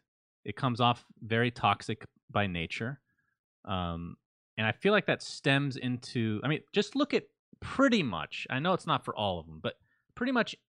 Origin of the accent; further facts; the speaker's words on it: United States; And I, you know, I'm American. Well, half, I guess. But I lived overseas, so I can see a different perspective.